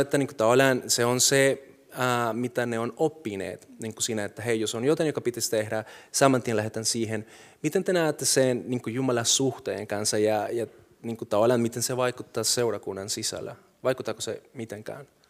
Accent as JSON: {"language": "Finnish", "country": "Colombia", "moved": "yes", "lives_now": "Finland", "said": "mulla on nyt kansallisuus, mä oon suomalainen, silti mä oon kolumbialainen, se on mun tausta"}